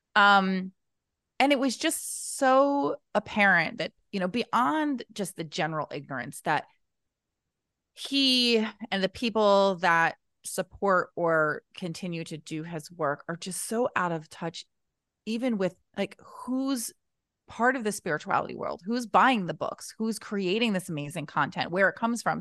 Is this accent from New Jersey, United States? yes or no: yes; New Jersey, United States; I'm from New Jersey